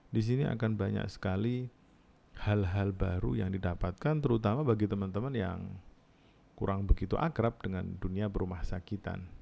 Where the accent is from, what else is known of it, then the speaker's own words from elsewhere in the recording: Jepara, Central Java, Indonesia; born there; saya lahir di Jepara, teman-teman mungkin hmm, sudah pernah mendengar nama kota Jepara biasanya identik dengan mebel